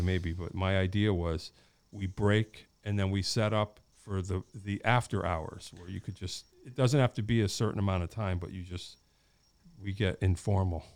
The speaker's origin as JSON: {"language": "English", "town": "Wallingford", "region": "Connecticut", "country": "United States", "tie": "born or raised there", "said": "I grew up in Wallingford"}